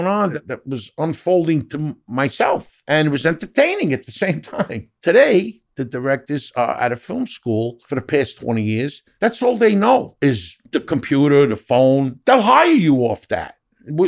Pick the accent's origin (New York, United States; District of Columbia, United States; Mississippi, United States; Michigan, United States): New York, United States; New York City; now in Los Angeles, United States; I'm from Harlem